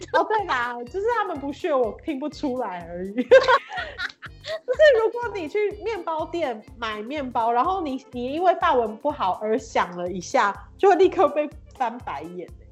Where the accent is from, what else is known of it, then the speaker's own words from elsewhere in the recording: Taiwan; moved away as an adult; also born or lived in Beijing, China / United Kingdom / Berlin, Germany; now in Brussels, Belgium; 我在台湾就是成长，但我超，我很爱台湾